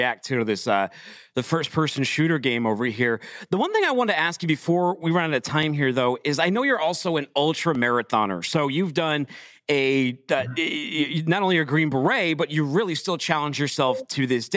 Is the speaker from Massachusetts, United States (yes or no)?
yes; Boston, Massachusetts, United States; I'm from Boston